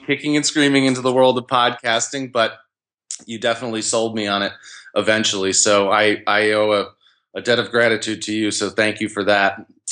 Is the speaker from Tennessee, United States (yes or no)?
no; Albany, New York, United States; I grew up in the Albany, New York area